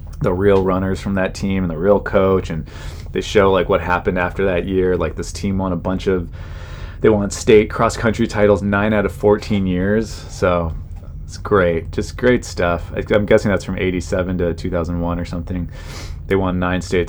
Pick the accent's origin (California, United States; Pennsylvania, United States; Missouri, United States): California, United States; I grew up in California